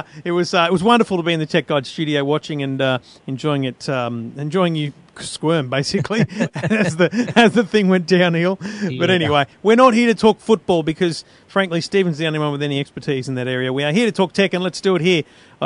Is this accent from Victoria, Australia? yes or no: no; Queensland, Australia; now in New South Wales, Australia; I'm a Queenslander every day of the year, if asked.